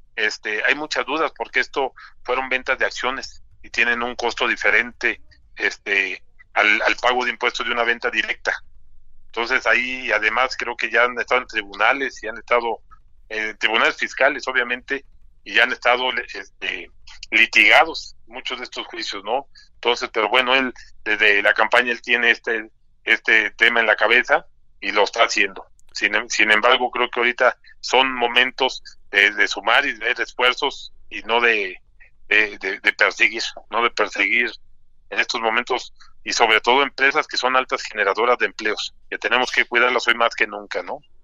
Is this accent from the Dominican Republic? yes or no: no; Mexico; como mexicanos que queremos y somos colaboradores